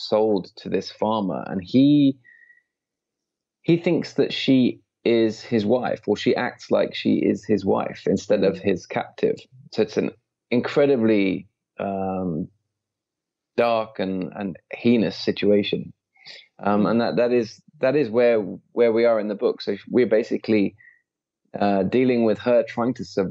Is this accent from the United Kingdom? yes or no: yes; Midlands, United Kingdom; moved away as an adult; also born or lived in London; I was brought up in the Midlands in a very quiet rural place